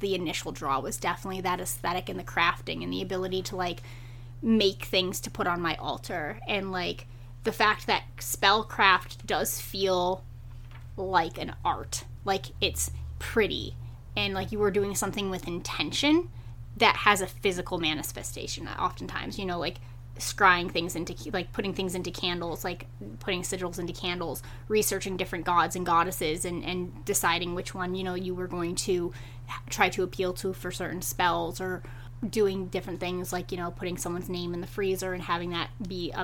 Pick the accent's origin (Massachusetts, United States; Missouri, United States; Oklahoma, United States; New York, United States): Massachusetts, United States; I grew up in Massachusetts